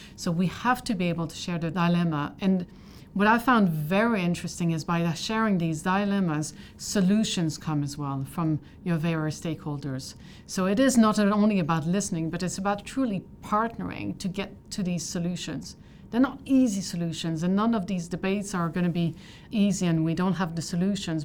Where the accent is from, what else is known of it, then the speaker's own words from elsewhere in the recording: Canada; I'm Canadian